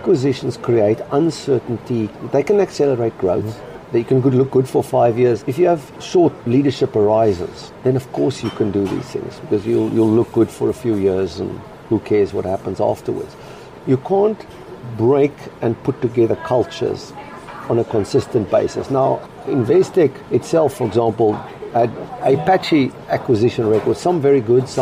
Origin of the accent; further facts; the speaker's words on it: Cape Town, Western Cape, South Africa; now in London, United Kingdom; as a South African, Cape Town boy, we used to go and have Latin quizzes